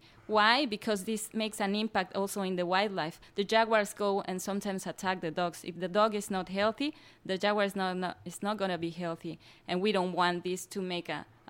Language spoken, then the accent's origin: English; Mexico City, Mexico; English is a second language; I come from Mexico City